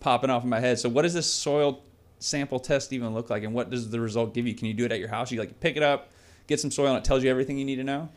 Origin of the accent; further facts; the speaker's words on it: Port Orange, Florida, United States; I'm from Port Orange